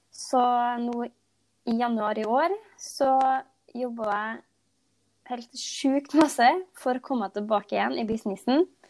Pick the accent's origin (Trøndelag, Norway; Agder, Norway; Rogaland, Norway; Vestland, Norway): Trøndelag, Norway; Nærøy; jeg kommer fra Nærøy i Nord-Trøndelag